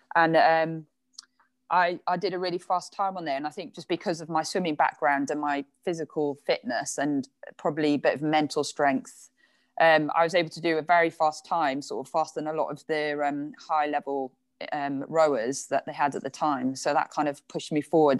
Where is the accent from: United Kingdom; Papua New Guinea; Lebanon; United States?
United Kingdom; Ogmore-by-Sea, Wales; moved away as an adult; also born or lived in Bridgend / Loughborough; now in London, United Kingdom; I lived most of the time in Ogmore by Sea, if anyone knows that. I was very lucky to be, to sort of live right by the sea and had a really lovely upbringing